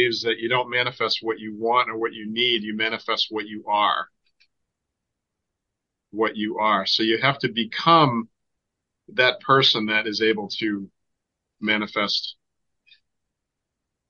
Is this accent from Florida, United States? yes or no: no; Boston, Massachusetts, United States; I'm from Boston